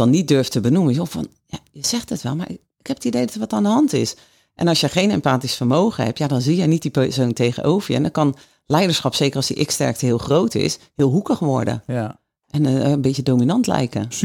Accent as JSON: {"language": "Dutch", "country": "Netherlands"}